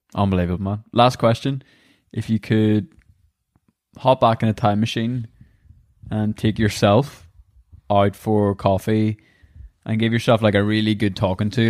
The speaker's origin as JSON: {"language": "English", "region": "Northern Ireland", "country": "United Kingdom", "said": "our wee country"}